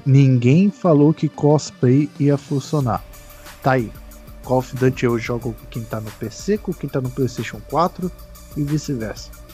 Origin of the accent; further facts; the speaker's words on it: Brazil; Sou brasileiro